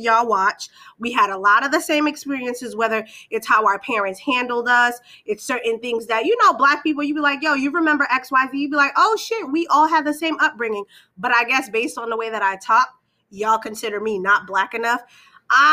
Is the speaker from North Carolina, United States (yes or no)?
no; Boston, Massachusetts, United States; born and raised in Boston, when I was about 10, I moved to a different city.